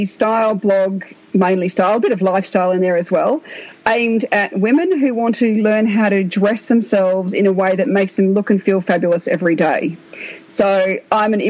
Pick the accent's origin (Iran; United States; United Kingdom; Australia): Australia; I'm Australian